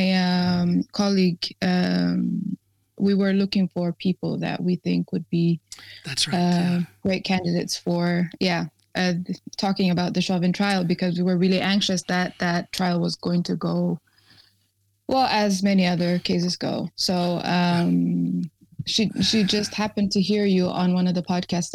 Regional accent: Ethiopia; moved away as an adult; now in Norway; I was born and raised in Ethiopia. I came here about 13 years ago

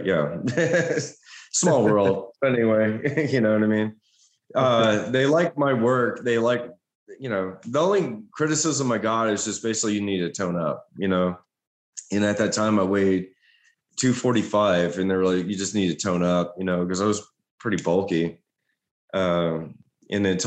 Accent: Beaumont, Texas, United States; Beaumont, which was my hometown.

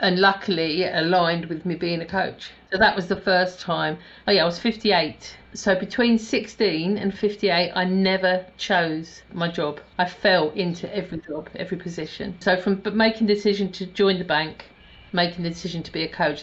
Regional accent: London, United Kingdom; moved away as an adult; also born or lived in Hertfordshire; So I've always lived down south. So I was born in North London. We lived in Hertfordshire, on the Hertfordshire Essex border

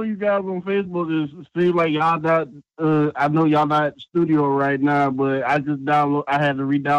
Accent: Savannah, Georgia, United States; I'm from Georgia, too. I'm from Savannah.

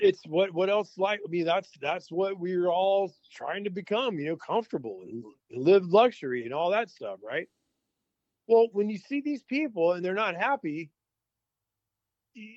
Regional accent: Texas, United States; I'm from Texas.

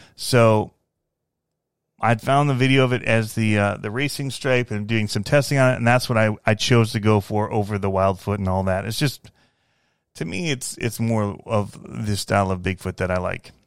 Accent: Fenton, Michigan, United States; moved away as an adult; I grew up in Michigan

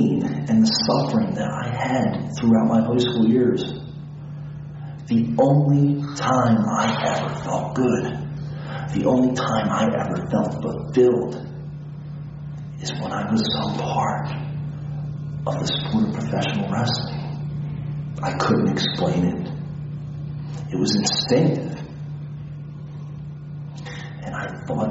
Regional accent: Philadelphia, Pennsylvania, United States; I was born in Philadelphia. I grew up all my life in a small neighborhood called Port Richmond.

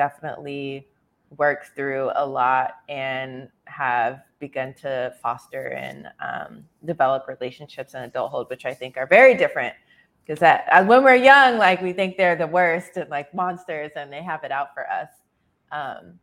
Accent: San Antonio, Texas, United States; I was born and raised in San Antonio, Texas

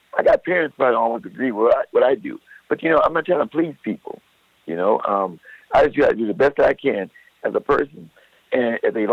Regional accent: Los Angeles, California, United States; grow up where I grew up in the South Central

